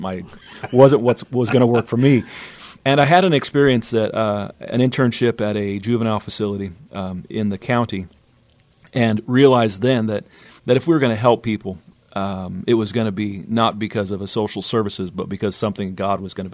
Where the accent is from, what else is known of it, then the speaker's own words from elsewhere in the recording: Northern California, United States; moved away as an adult; also born or lived in Scotts Valley, California; now in San Antonio, United States; I grew up in Northern California